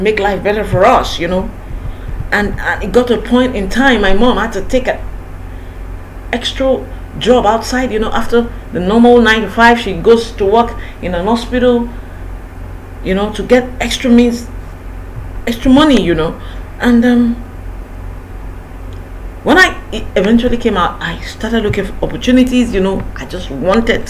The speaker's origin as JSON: {"language": "English", "town": "Ibadan", "region": "Oyo", "country": "Nigeria", "tie": "born or raised there", "also_born_or_lived": "Lagos", "said": "I went back to my hometown, which is Ibadan"}